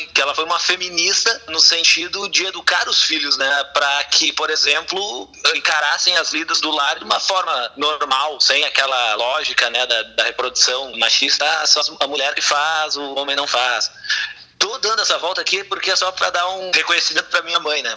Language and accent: Portuguese; Campo Bom, Rio Grande do Sul, Brazil; Eu nasci em Campo Bom, que é uma cidade da região metropolitana aqui de Porto Alegre